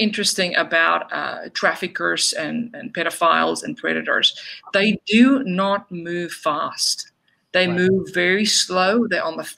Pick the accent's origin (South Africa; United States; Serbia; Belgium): South Africa; moved away; I was born and raised in South Africa